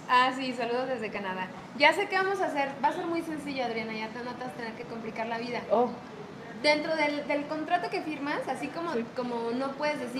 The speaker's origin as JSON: {"language": "Spanish", "town": "Guadalajara", "region": "Jalisco", "country": "Mexico", "tie": "born or raised there", "also_born_or_lived": "Mexico City", "said": "yo nací en el DF, pero llevo toda mi vida, desde muy pequeña, viviendo aquí en Guadalajara."}